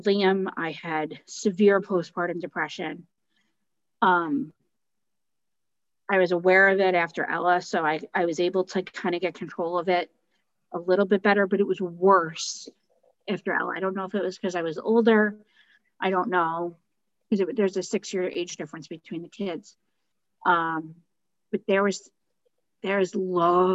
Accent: United States; As an American

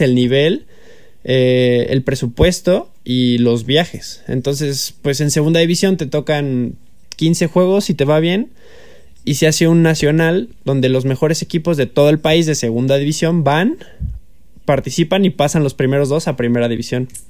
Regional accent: Mexico; más como mexicano

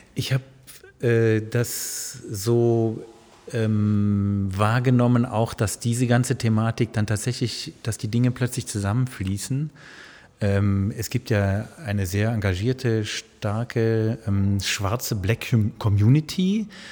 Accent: Sankt Augustin, North Rhine-Westphalia, Germany; moved away; ich bin in der Nähe von Bonn groß geworden, in St. Augustin

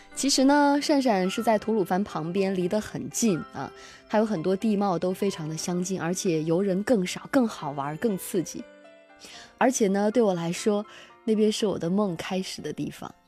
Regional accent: Xinjiang, China; now in Beijing, China; 我性格中的很多东西都是我的家乡带给我的

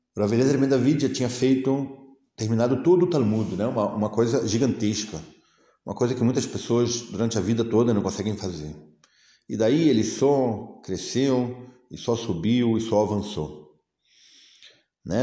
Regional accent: Brazil; moved away as an adult; eu, como brasileiro, né? fiquei, no, fiquei no Brasil. É, toda a minha infância, adolescência, começo da vida adulta

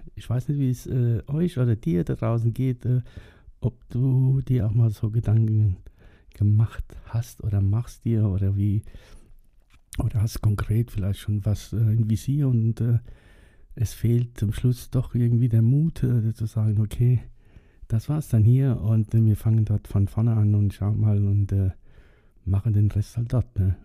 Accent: Germany; bei uns in Germany

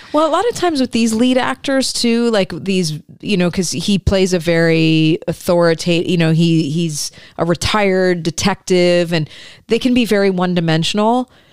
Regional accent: Michigan, United States; I grew up in Michigan

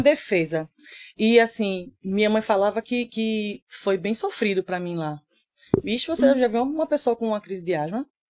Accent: Recife, Pernambuco, Brazil; also born or lived in São Paulo; eu tô aqui desde os três anos de idade

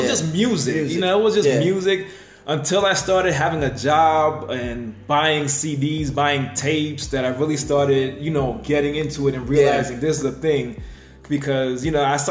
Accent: New York, United States; growing up in New York

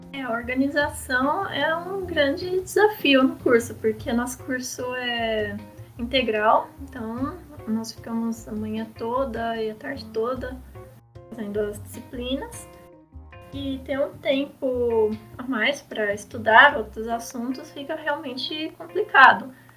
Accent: interior of São Paulo, Brazil; moved away as an adult; also born or lived in Foz do Iguaçu; Porque eu sou do interior de São Paulo, eu, eu me mudei para Foto do Iguaçu

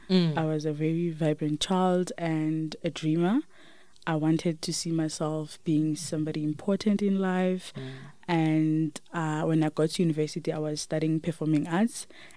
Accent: Limpopo, South Africa; moved away as an adult; also born or lived in Olievenhoutbosch; I grew up in Limpopo. I was raised by my grandmother.

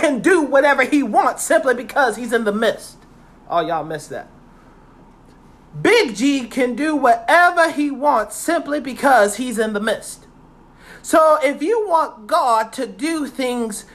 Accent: Virginia, United States; I'm from Virginia.

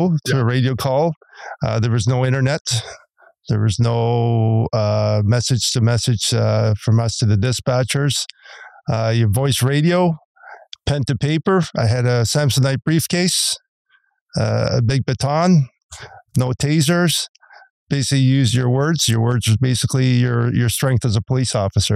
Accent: Toronto, Ontario, Canada; I grew up in the Jane and Finch corridor as a kid

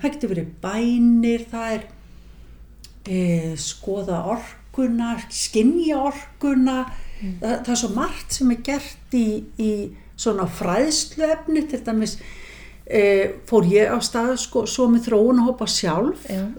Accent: Mosfellsbær, Capital Region, Iceland; við fluttum semst upp í Mósesbæð þegar ég er 8 ára

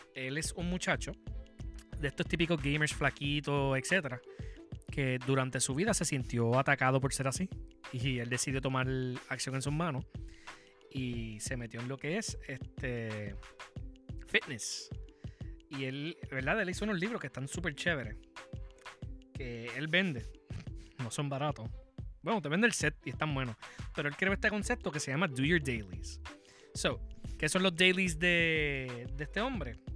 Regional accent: Puerto Rico; como boricua

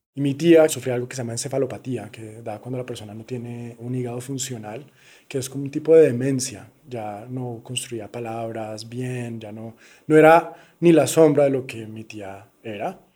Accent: Cali, Valle del Cauca, Colombia; yo me crié en Cali

